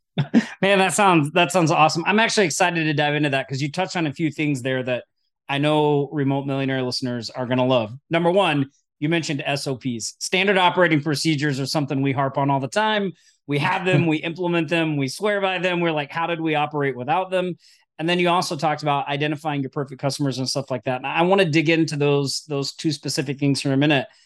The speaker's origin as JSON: {"language": "English", "region": "Oklahoma", "country": "United States", "tie": "born or raised there", "moved": "yes", "said": "I'm originally from Oklahoma."}